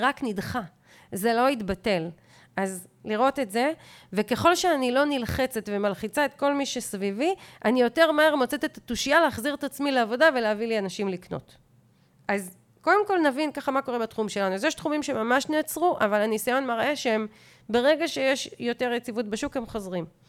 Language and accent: Hebrew; Hof Ashkelon, Southern District, Israel; פה אני מדברת כבר כתושבת חוף אשקלון